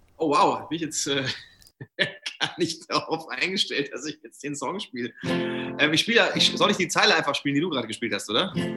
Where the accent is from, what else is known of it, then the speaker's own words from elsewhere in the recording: Brunn, Bavaria, Germany; ich komme ja aus der Nähe von Nürnberg, aus Brunn